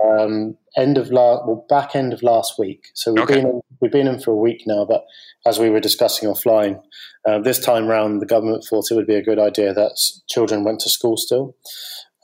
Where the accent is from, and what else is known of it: United Kingdom